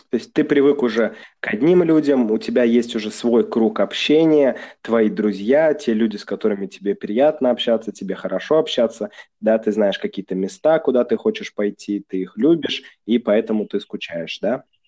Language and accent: Russian; Saint Petersburg, Russia; now in China; Я же из Санкт-Петербурга